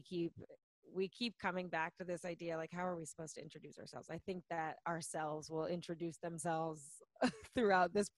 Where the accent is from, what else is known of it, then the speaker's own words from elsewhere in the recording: Orange County, California, United States; I was born and raised in Orange County